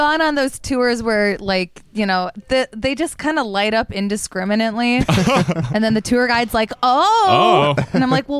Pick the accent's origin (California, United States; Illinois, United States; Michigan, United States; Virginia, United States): Michigan, United States; Detroit; I'm from Metro Detroit, Michigan.